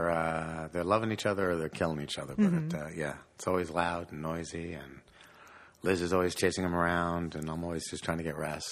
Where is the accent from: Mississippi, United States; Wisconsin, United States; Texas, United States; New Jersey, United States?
New Jersey, United States; Fair Lawn; also born or lived in Paterson, New Jersey; And a suburb of Paterson is Fairlawn, so I lived in Fairlawn. Fairlawn, New Jersey. Yeah, that's where I grew up.